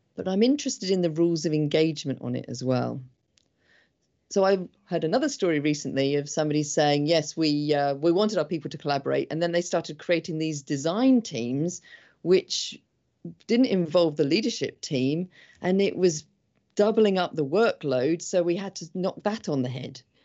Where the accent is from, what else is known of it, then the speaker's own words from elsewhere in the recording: England, United Kingdom; I'm English